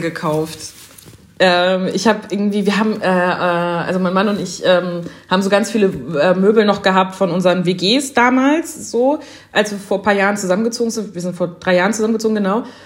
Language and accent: German; Germany; also born or lived in Schleswig-Holstein; für mich als jemand in Deutschland sozialisierte und als Deutsche